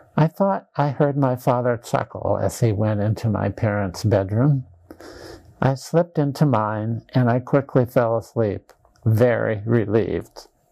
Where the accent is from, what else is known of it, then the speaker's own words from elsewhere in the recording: Dysart, Iowa, United States; my hometown of Dysart, Iowa